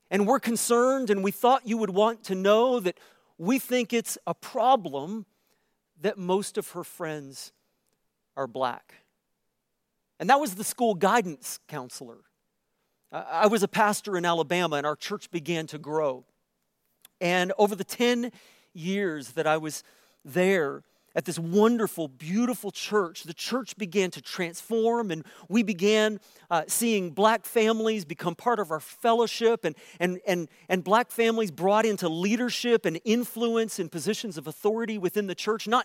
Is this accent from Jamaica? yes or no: no; Canada; if you are white like me, and I'm as, I'm as Canadian white as they come.